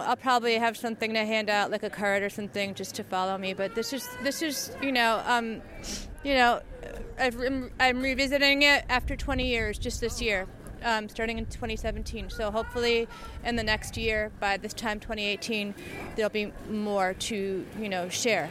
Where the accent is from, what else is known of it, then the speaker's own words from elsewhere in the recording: New York City, New York, United States; moved away as an adult; now in Minneapolis, United States; I'm from New York City